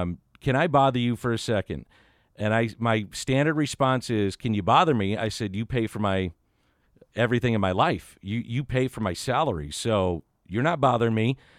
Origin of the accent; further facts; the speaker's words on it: St. Louis, Missouri, United States; I grew up in South St. Louis. I'm a St. Louis native